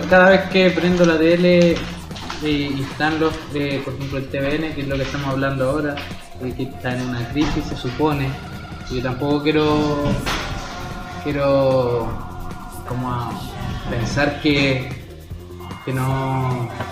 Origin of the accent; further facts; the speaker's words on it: Chile; somos chilenos